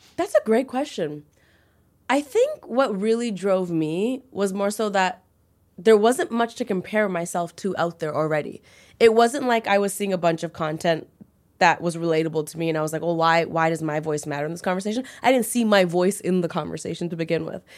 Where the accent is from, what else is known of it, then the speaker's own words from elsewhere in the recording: Toronto, Ontario, Canada; I grew up in Toronto